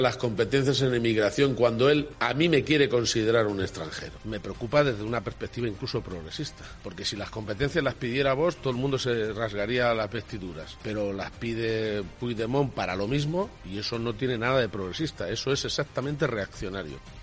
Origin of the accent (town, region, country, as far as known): Spain